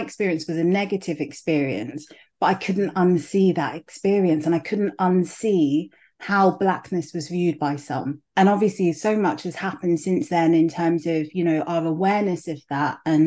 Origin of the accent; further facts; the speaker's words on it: London, United Kingdom; also born or lived in Nigeria; I growing up, I went to primary school. My primary school was in Clapham